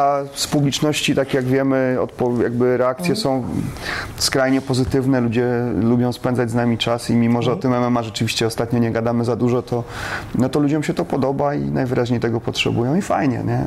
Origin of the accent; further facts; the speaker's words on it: Warsaw, Masovian Voivodeship, Poland; also born or lived in Wodzisław Śląski / Olza, Silesia; ja w wieku trzech lat się prze, przeniosłem z rodzicami do Warszawy i całe życie e, mieszkałem w Warszawie